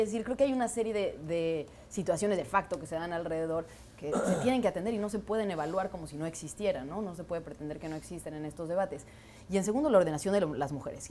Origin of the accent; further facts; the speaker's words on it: Mexico; yo me sienta orgullosa como mexicana